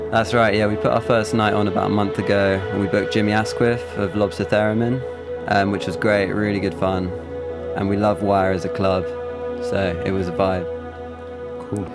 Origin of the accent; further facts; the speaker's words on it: London, United Kingdom; also born or lived in Leeds; I'm from London, but I went to uni, did music production at Leeds Beckett